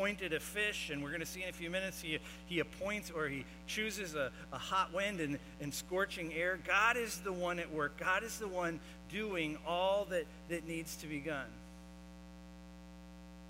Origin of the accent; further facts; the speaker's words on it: Florida, United States; I grew up in Florida